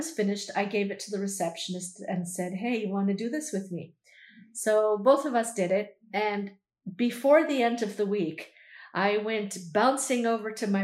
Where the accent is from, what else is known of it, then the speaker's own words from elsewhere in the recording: Canada; I'm Canadian